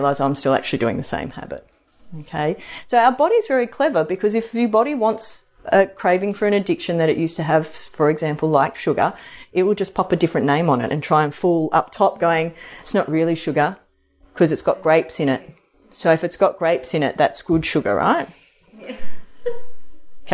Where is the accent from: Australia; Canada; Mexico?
Australia; Sydney, New South Wales; moved away; I grew up in Sydney